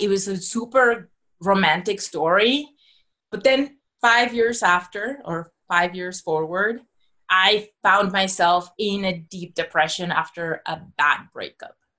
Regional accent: Mexico City, Mexico; I was born and raised in Mexico City

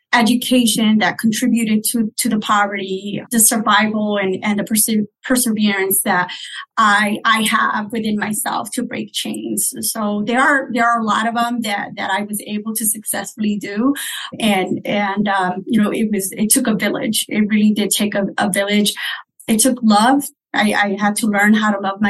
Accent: Hartford, Connecticut, United States; also born or lived in Puerto Rico / Springfield; I was born in Puerto Rico, and I grew up in Hartford

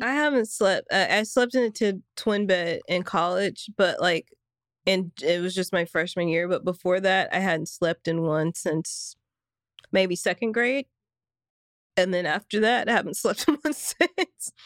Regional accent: the South, United States; growing up in the South, everybody has a gun

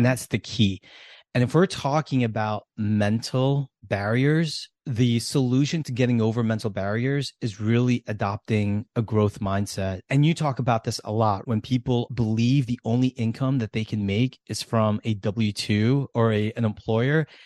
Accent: United States; how we grew up in America

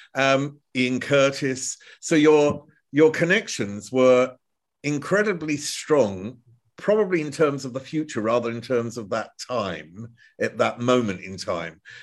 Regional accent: United Kingdom; now in Germany; we're both British, originally.

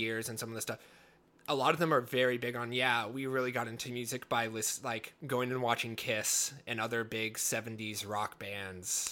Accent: the Northwest, Pacific Northwest, United States; growing up in the Northwest

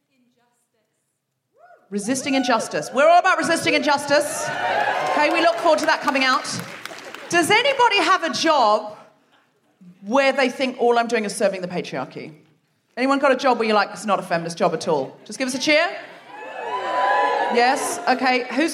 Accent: Australia; now in London, United Kingdom; I'm myself originally from Australia

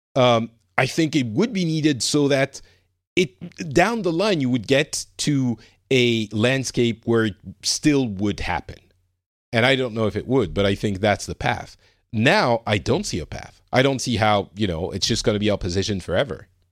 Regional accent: France; I'm from France

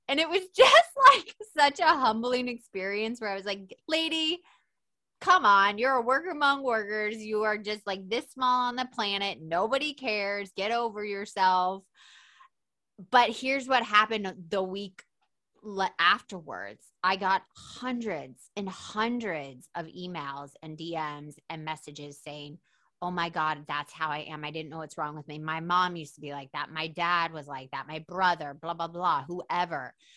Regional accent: Atlanta, Georgia, United States; I'm from Atlanta

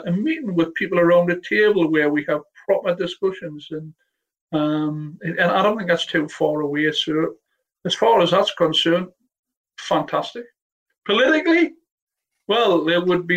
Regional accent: the North East, North East England, United Kingdom; I know I'm from the Northeast

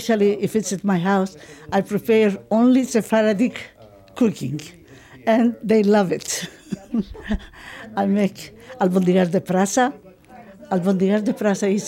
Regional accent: Istanbul, Turkey; first language Ladino; English is a second language; moved away as an adult; now in United States; I'm from Istanbul, Turkey, living now in the United States. I speak 5 languages. Ladino is my first language, and then I was raised in a Greek neighborhood

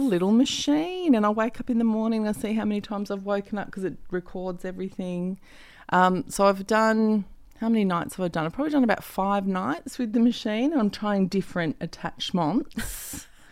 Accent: Perth, Western Australia, Australia; moved away; I'm actually from Perth

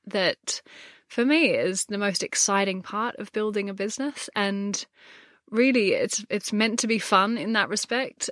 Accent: Gold Coast, Queensland, Australia; moved away as an adult; now in London, United Kingdom; I grew up on the Gold Coast

